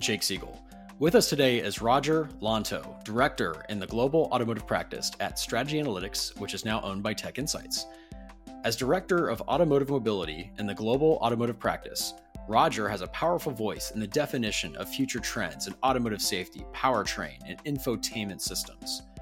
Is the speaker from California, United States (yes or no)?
no; Columbus, Ohio, United States; I'm actually from Columbus originally